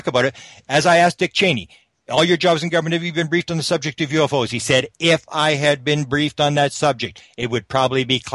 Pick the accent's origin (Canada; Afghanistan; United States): Canada; I'm a Canadian